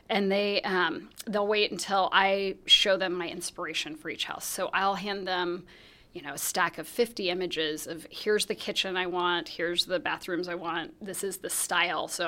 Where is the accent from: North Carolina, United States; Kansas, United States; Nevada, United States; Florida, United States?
Kansas, United States; Salina; Well, so we, um, I, I grew up in Salina, Kansas.